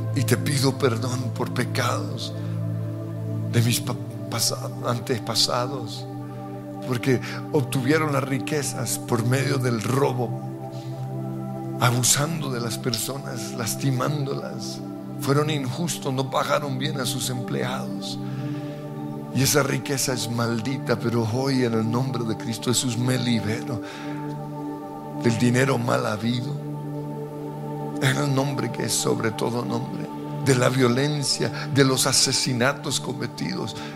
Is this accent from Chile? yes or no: no; Colombia; Soy bendecido como colombiano.